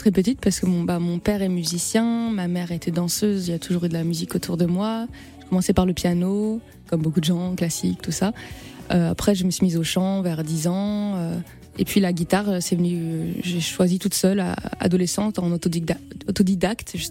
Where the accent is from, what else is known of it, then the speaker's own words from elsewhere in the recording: Guadeloupe; je suis guadeloupéenne et la mangrove, c'est une partie importante du paysage là-bas